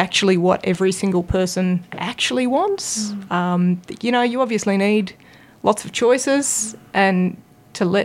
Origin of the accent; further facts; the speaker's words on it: Canberra, Australian Capital Territory, Australia; I grew up in Canberra. I've been here my whole life.